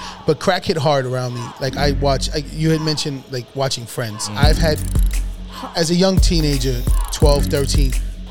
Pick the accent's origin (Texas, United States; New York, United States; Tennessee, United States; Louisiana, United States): New York, United States; New York City; One of the Carters of the Bronx. No, I definitely did. Listen, I grew up on Webb Avenue between 190th and Kingsbridge.